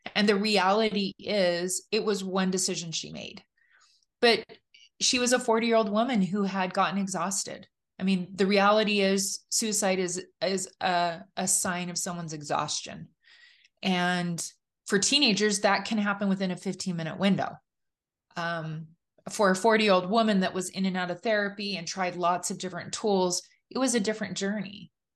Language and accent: English; California, United States; I grew up in California, kind of the only person of my faith in my high school